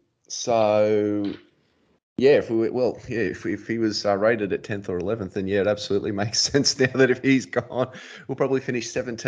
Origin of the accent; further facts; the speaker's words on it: New South Wales, Australia; we're from New South Wales